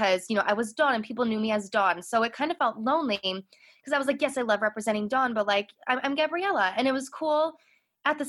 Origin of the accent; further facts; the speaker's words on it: Chicago, Illinois, United States; I grew up in Chicago, so I had access to Broadway in Chicago